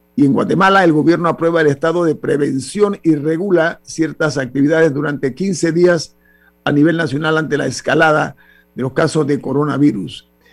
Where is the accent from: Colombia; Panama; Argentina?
Panama; como ciudadano panameño